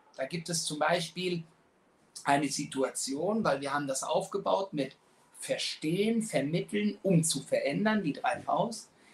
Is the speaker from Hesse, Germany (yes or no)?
yes; Frankfurt, Hesse, Germany; wohne und bin Frankfurter durch und durch. Ähm, wir haben drei gesunde Kinder, sind in Frankfurt aufgewachsen